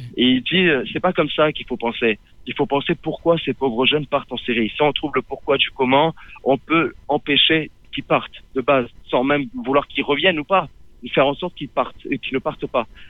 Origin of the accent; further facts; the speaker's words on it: Menton, Provence-Alpes-Côte d'Azur, France; je viens du sud, je viens de Menton.